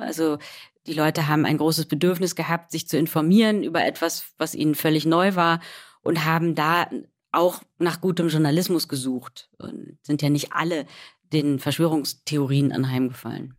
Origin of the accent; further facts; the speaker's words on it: Rhineland, Germany; Also ich bin Rheinländerin